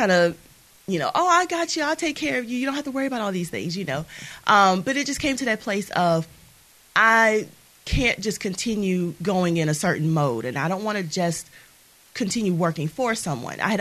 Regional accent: Mobile, Alabama, United States; also born or lived in Orlando; I am originally from Mobile, Alabama. I was raised in the Maysville community here

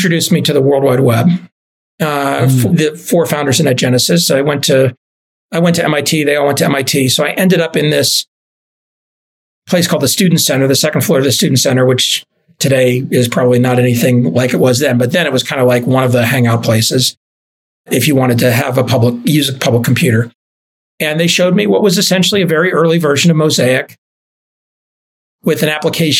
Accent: Dallas, Texas, United States; moved away; also born or lived in Boston; I grew up in Dallas

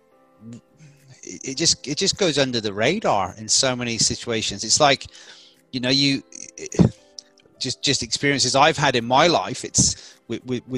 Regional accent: England, United Kingdom; now in Australia; my home country of England

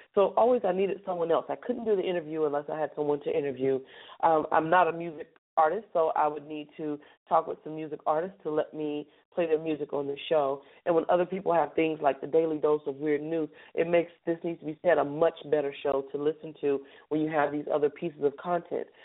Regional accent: Charlotte, North Carolina, United States; we're going to start in my hometown

